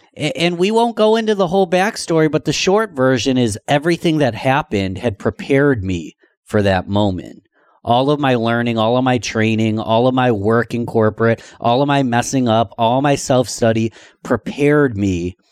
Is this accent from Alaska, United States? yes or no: no; Rochester, New York, United States; my hometown of Rochester, New York